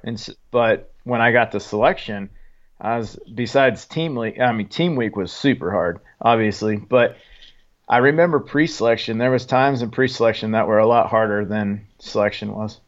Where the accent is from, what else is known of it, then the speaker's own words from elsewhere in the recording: Lowell, Oregon, United States; moved away as an adult; also born or lived in Fall River Mills, California; I was born in, uh, Fall River Mills, California, but I was raised in Oregon. So a little, uh, little logging town, uh, called Lowell, Oregon